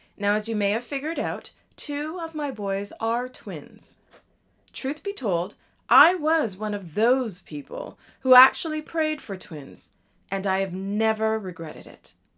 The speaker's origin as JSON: {"language": "English", "town": "Toronto", "region": "Ontario", "country": "Canada", "also_born_or_lived": "Jamaica (ancestry)", "moved": "yes", "lives_now": "Washington, D.C. area, United States", "said": "I'm also Jamaican, which means I am originally from Toronto, Canada, and I was raised in a Jamaican culture"}